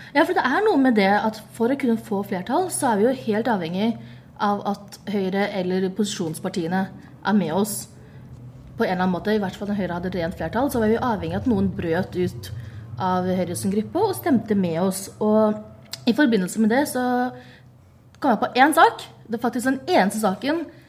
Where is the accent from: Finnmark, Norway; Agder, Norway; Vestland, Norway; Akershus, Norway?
Akershus, Norway; Bærum; jeg er fra Bærum